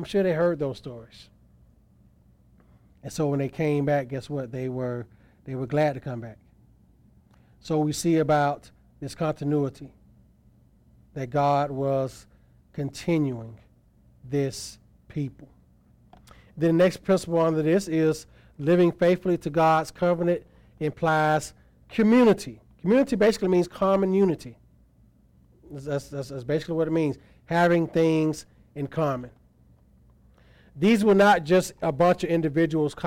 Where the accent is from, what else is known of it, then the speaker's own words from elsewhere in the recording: Tuskegee, Alabama, United States; moved away as an adult; also born or lived in Montgomery, Alabama / Gadsden, Alabama; now in Anderson, United States; I grew up in Tuskegee, Alabama